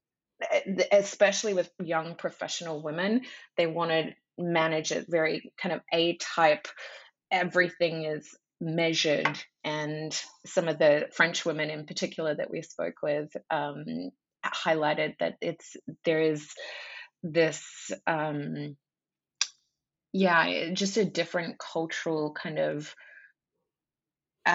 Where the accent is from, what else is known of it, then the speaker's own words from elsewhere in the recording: Australia; moved away; I'm Australian by birth